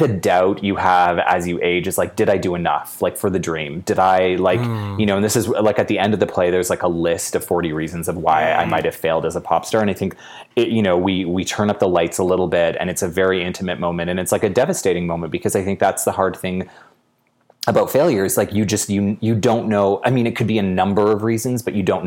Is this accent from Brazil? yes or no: no; Edmonton, Alberta, Canada; I was born in Edmonton